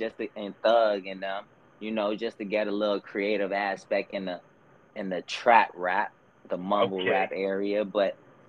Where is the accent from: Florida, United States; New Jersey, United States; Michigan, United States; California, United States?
Florida, United States; Miami; also born or lived in Broward County, Florida; I was born and raised out in Dade, Miami. A nigga moved up to Broward.